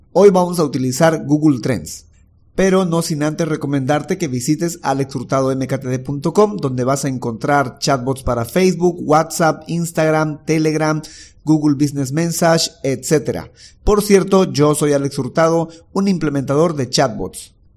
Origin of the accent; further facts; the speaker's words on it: Bolivia; Soy de Bolivia